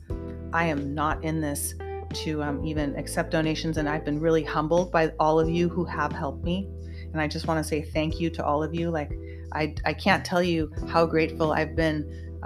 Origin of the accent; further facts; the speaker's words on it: United States; I am an American and I bleed red, white, and blue, and I was born and raised in this country